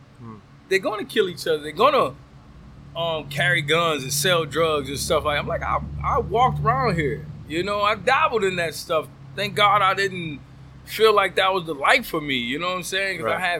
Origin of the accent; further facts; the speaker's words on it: the South, United States; I'm from the South.